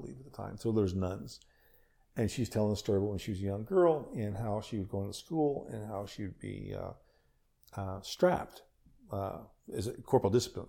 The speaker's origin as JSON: {"language": "English", "region": "Nova Scotia", "country": "Canada", "tie": "born or raised there", "said": "I was born in yeah. Nova Scotia"}